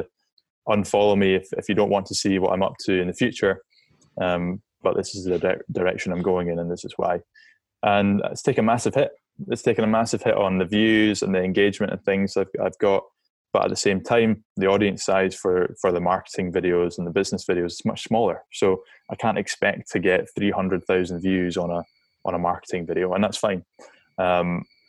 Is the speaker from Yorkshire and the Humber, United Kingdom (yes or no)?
no; Scotland, United Kingdom; I'm a Scottish outdoors guy